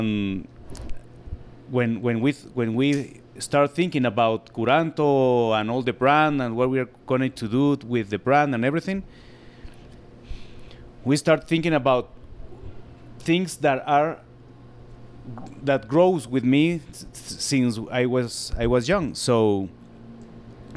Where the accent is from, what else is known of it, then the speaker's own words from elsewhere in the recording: Guatemala City, Guatemala Department, Guatemala; English is a second language; I born in the city and lived there all my life here